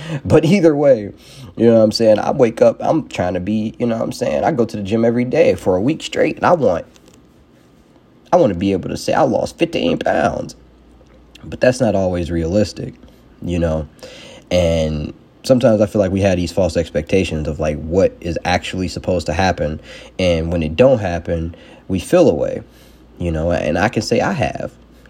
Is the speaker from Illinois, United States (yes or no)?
yes; Chicago, Illinois, United States; Everybody, the thing I hear a lot that people like to use, well, I'm from Chicago. People just be hating.